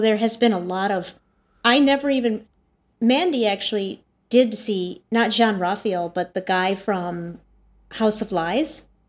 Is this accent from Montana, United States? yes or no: yes; Montana, United States; moved away; I'm from Montana originally.